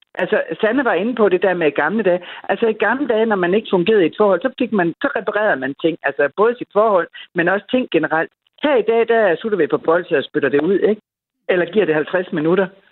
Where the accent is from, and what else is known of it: Denmark